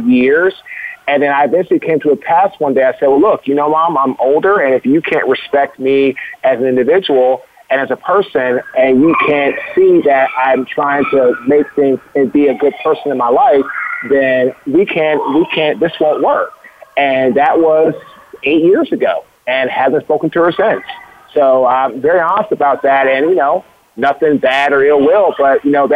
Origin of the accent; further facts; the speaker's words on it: Washington, District of Columbia, United States; we were raised in Washington, D.C., raised on education, respecting women, respecting ourselves